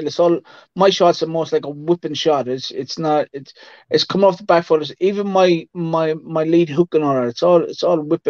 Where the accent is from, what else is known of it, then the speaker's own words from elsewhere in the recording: Ireland; Yeah, I'm an Irish traveler.